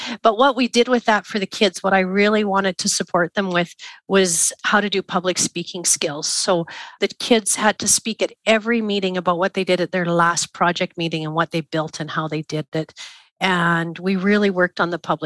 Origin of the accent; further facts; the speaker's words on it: Craven, Saskatchewan, Canada; I was from Craven, Saskatchewan